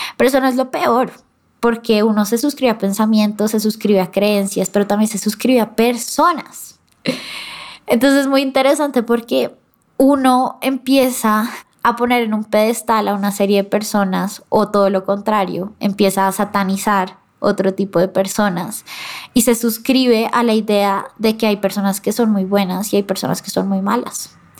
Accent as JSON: {"language": "Spanish", "country": "Colombia", "said": "como colombiana que soy yo"}